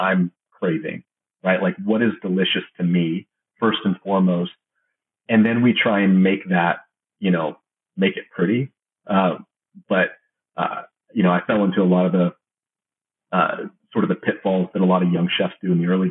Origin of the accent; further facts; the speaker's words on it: Georgia, United States; also born or lived in California; I'm from the Georgia area. My parents are from California. We moved here very, very young. So I've only known Georgia, really